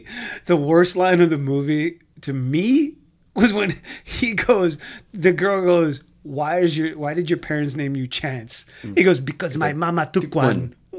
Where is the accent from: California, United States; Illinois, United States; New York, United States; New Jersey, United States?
New York, United States; New York City; growing up in Brooklyn, there was a place called the Commodore Movie Theater in Williamsburg, Brooklyn.